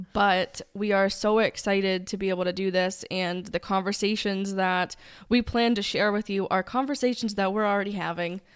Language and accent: English; New England, United States; you will be able to learn very quickly that we are from New England because I will say wicked